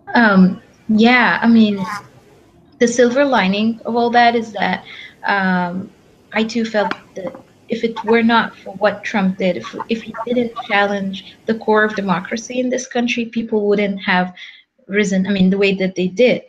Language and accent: English; Egypt; now in Los Angeles, United States; we're from Egypt